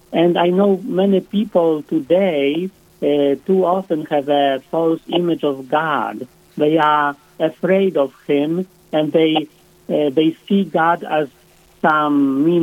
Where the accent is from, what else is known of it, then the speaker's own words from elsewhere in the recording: Poland; now in South Dakota, United States; I was born and raised in Poland